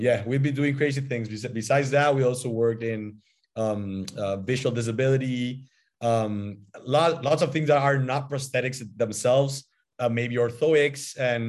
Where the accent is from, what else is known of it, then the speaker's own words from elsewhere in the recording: Paraguay; I'm also Paraguayan. I was born and I studied here